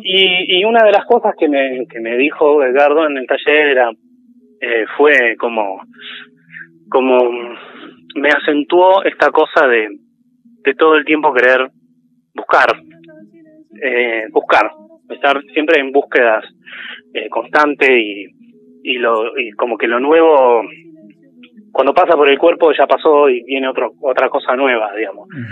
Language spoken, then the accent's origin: Spanish; San Carlos de Bariloche, Río Negro, Argentina; moved away as an adult; also born or lived in Quilmes; now in La Plata, Argentina; me crié más que nada en Bariloche